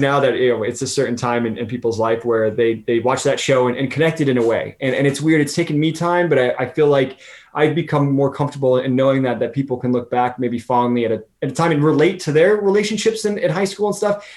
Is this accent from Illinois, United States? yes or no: no; Southern California, United States; growing up in Southern California and our backgrounds